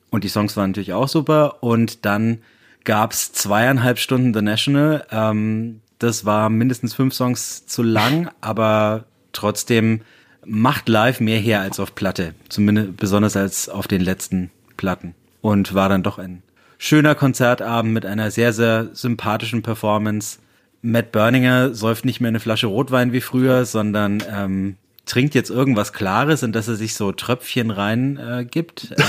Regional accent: Bayreuth, Bavaria, Germany; Bayreuth represent ja. meine Heimat

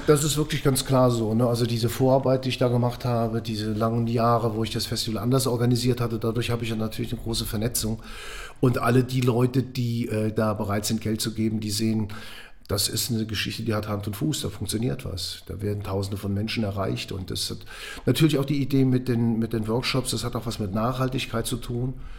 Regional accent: Eifel, Germany; now in Frankfurt, Germany; ich bin in der Eifel groß geworden

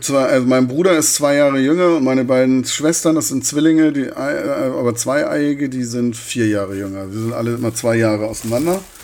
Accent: Hartenholm, Schleswig-Holstein, Germany; also born or lived in Hamburg / Corsica; now in Darmstadt, Germany; Und dann bin ich in Hartenholm gelandet.

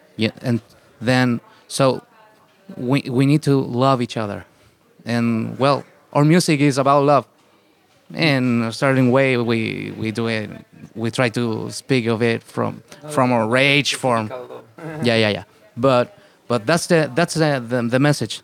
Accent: Santiago, Santiago Metropolitan Region, Chile; English is a second language; we are from the Santiago, which of course, it is the capital city

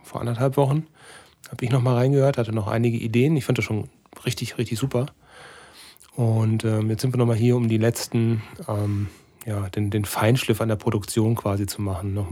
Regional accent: North Rhine-Westphalia, Germany; Als Sauerländer in der Großstadt, das ist bestimmt nicht so einfach.

